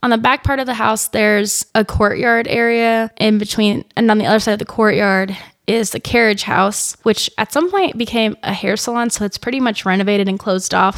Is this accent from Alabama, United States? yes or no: no; Kansas, United States; I'm from Kansas. we say foyer